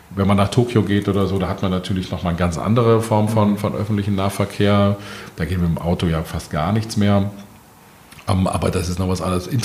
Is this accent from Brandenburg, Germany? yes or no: no; Berlin, Germany; Und man, man schimpft als Berliner ja immer gerne über die BVG.